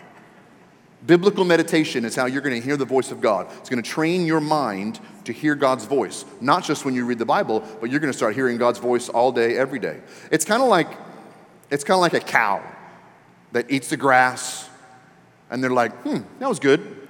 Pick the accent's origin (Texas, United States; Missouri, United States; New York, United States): Texas, United States; we're Christians and we're from Texas